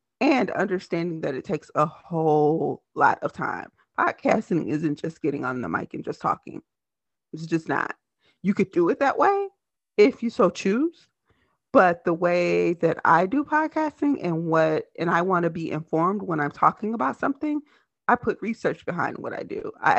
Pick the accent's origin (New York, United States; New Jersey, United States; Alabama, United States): Alabama, United States; Selma; now in Minneapolis, United States; I'm actually from Selma, Alabama, and I actually live in Minneapolis, Minnesota.